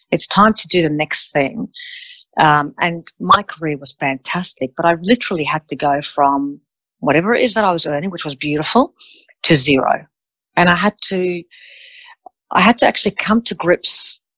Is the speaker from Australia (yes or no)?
yes; Australia; also born or lived in Melbourne, Australia / Sydney, Australia; I'm from Australia. I decided to move from Melbourne to Sydney